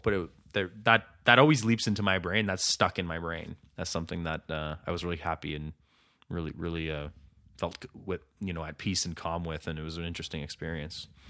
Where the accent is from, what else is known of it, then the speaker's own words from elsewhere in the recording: Ottawa, Ontario, Canada; It's my hometown